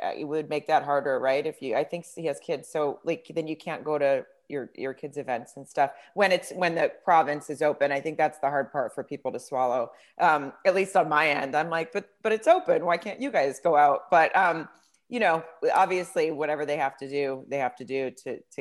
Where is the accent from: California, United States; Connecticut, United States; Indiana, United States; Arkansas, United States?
Arkansas, United States; Farmington; I grew up in Farmington, Arkansas